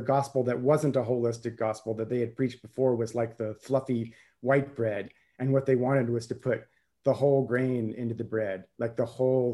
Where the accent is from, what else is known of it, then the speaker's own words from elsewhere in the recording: the American South, United States; also born or lived in Scotland; growing up in the American South